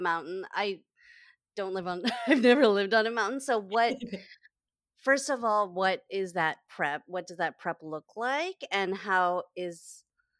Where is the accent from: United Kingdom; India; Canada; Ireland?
Canada; also born or lived in Halifax, Nova Scotia; I grew up in Canada, but my most memorable times were in Halifax when I was like 6 years old to 9 years old